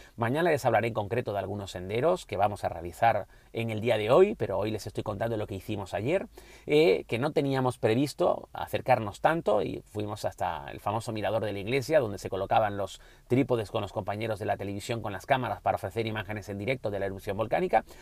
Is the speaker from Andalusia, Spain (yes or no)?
no; Canary Islands, Spain; como canario